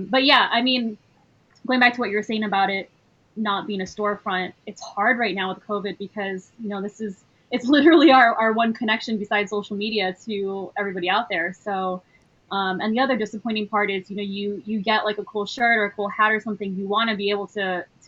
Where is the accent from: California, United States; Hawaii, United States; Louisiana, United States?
Hawaii, United States; Kailua; moved away as an adult; also born or lived in New York City; now in San Diego, United States; I grew up in Hawaii on the island of Oahu, Kailua town.